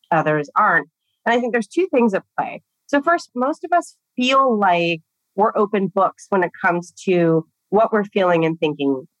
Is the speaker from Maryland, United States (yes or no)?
no; Southern California, United States; I grew up in Southern California